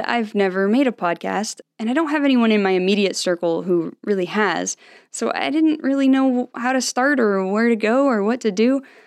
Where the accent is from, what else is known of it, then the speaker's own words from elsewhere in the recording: Salt Lake City, Utah, United States; I grew up in Salt Lake City, Utah